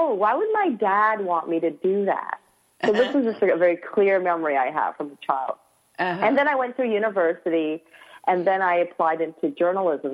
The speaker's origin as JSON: {"language": "English", "town": "Toronto", "region": "Ontario", "country": "Canada", "tie": "born or raised there", "said": "I was born in Toronto, Canada"}